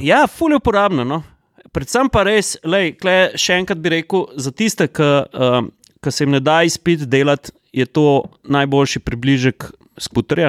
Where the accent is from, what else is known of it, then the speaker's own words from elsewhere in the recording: Slovenia; Slovenci smo